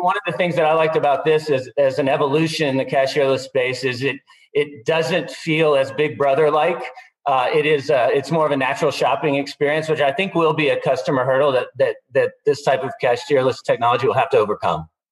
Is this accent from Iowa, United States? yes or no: no; Austin, Texas, United States; here in my hometown, Austin